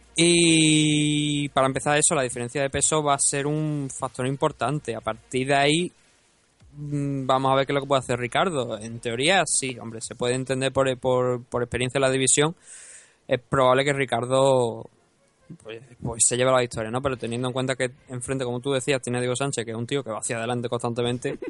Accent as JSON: {"language": "Spanish", "country": "Spain", "said": "yo soy de España"}